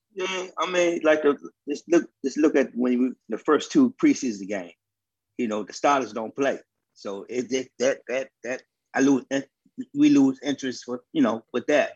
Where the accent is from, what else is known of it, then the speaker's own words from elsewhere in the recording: Washington, District of Columbia, United States; I'm from Southeast DC